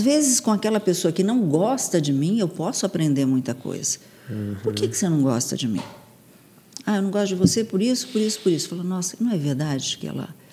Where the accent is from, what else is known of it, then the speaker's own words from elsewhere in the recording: Santos, São Paulo, Brazil; eu nasci em São Paulo, fui criada em Santos